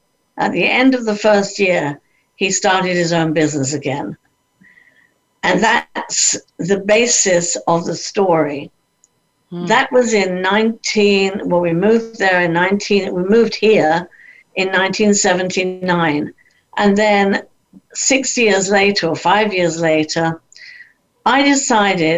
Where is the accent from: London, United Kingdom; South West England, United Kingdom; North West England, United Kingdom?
London, United Kingdom; moved away as an adult; also born or lived in Vancouver, Canada; I did get a job working in the West End of London, which is where I lived